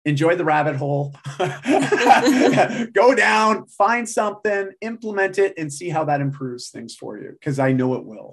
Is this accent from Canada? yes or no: yes; Canada; I'm Canadian.